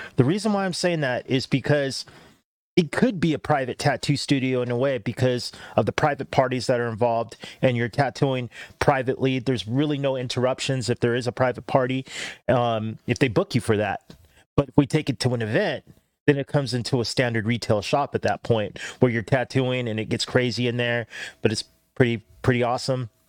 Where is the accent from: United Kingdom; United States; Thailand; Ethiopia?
United States; Cerritos, California; I grew up in Cerritos, but a lot of my family was in Norwalk